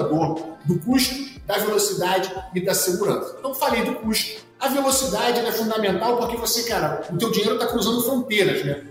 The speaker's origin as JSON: {"language": "Portuguese", "region": "Rio de Janeiro", "country": "Brazil", "tie": "born or raised there", "also_born_or_lived": "United States / China / Canada", "accent": "carioca", "moved": "as an adult", "said": "primeiro o sotaque não, não deixa mentir. Eu sou carioca, nasci no Rio"}